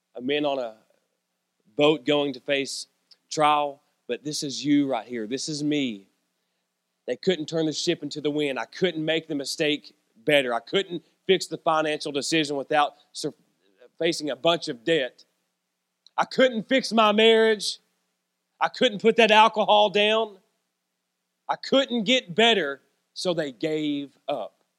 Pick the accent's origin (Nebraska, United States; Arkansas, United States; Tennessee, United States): Tennessee, United States; Norris/Clinton exit on I-75, near Knoxville; It's my hometown. It's my stomping grounds. It's where I'm from.